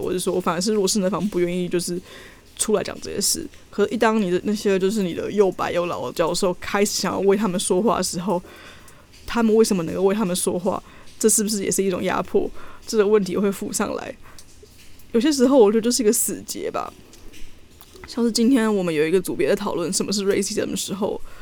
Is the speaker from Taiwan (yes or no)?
yes; Taiwan; moved away; 我们这两个台湾人